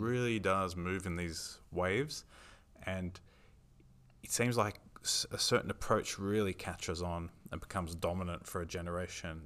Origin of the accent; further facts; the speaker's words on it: Sydney, New South Wales, Australia; I was born in Sydney